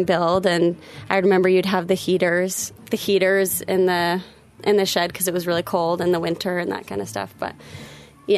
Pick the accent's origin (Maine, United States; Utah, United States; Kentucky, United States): Utah, United States; Salt Lake City; we grew up in Salt Lake City, Utah